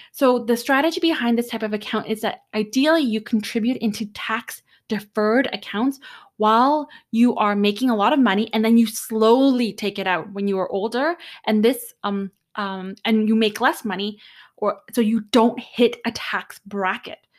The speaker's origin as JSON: {"language": "English", "country": "Canada", "said": "I'm Canadian"}